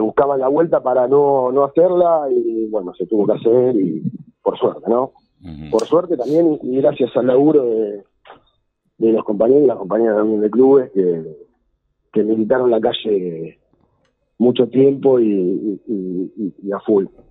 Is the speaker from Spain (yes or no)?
no; Lanús, Buenos Aires Province, Argentina; yo soy de Villa Obrera y, y alrededor de, mi casa tenés tres, cuatro focos de, basurales